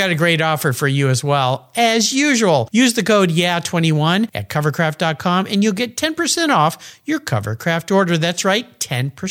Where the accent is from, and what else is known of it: San Diego, California, United States; born or raised there; moved away